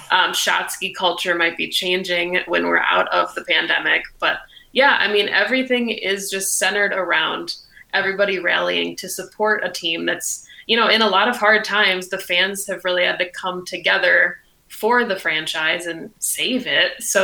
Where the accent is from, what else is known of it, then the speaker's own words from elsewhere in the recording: Wisconsin, United States; growing up in Wisconsin